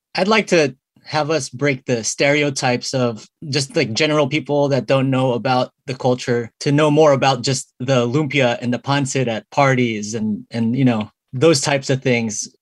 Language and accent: English; San Diego, California, United States; many of us Filipino Americans, like me and Rio, we grew up here in San Diego